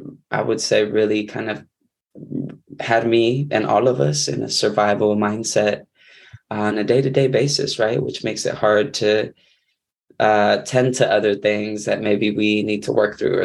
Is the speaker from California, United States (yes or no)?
yes; San Diego, California, United States; I'm coming from San Diego, California, occupied Kumeyaay land, where I was actually born and raised